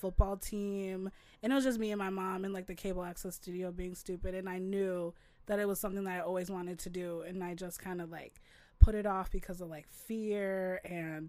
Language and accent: English; Crystal, Minnesota, United States; I grew up in the Twin Cities in Crystal, like a suburb.